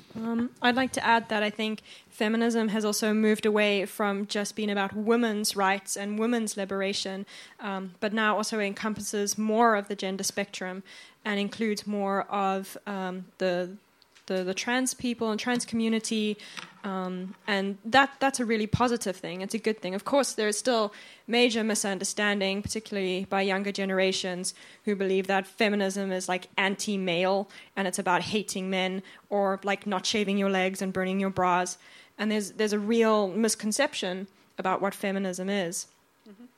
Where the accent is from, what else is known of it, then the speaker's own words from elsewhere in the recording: South Africa; also born or lived in Australia / Finland; now in Sweden; I'm originally from South Africa, but I've lived in Australia, Finland, and now in Sweden.